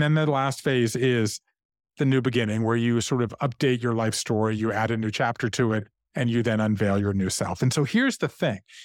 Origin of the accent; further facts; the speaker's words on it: Savannah, Georgia, United States; moved away as an adult; also born or lived in Japan; I grew up in Savannah, Georgia.